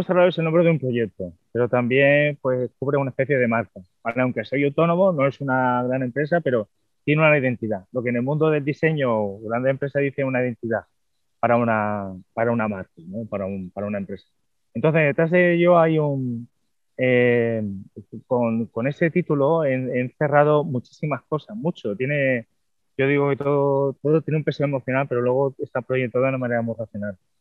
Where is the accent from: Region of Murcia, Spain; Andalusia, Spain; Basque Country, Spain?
Andalusia, Spain; Cádiz; moved away; cuando volví aquí de nuevo a mi tierra